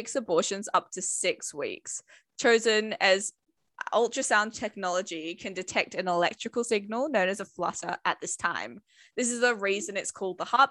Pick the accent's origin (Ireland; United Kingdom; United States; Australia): Australia; we're Australian